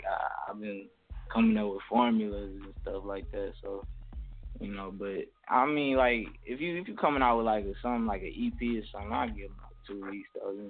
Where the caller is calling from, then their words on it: Sandusky, Ohio, United States; I'm calling from Sandusky, Ohio.